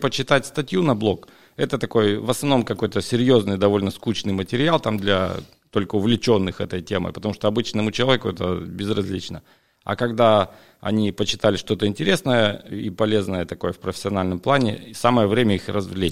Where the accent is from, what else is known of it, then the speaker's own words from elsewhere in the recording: Siberia, Russia; also born or lived in Jacksonville, Florida, United States; в моей Сибири, в родной, там, где у меня родители